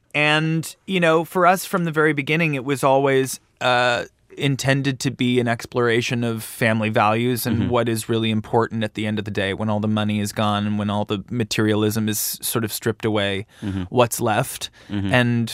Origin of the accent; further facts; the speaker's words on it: Canada; I think growing up in Canada, I got a job at MTV very early on